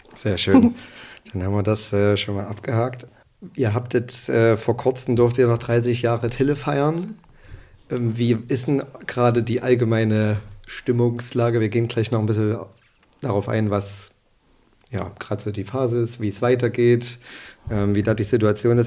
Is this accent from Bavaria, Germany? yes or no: no; Leipzig, Saxony, Germany; Ich bin in Leipzig irgendwie geboren